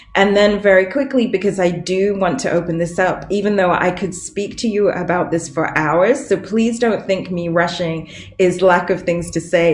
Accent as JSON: {"language": "English", "country": "United Kingdom", "moved": "yes", "lives_now": "United States", "said": "Since living here, I have become naturalized. Obviously, I'm still British."}